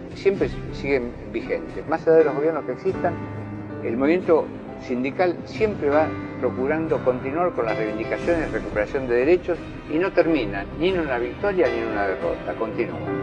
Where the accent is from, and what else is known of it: Argentina